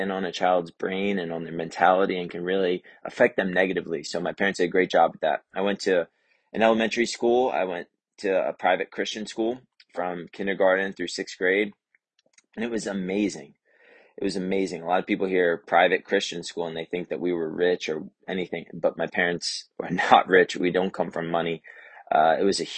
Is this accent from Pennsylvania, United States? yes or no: no; Lewes, Delaware, United States; I was born in Lewis, Delaware, at BB Hospital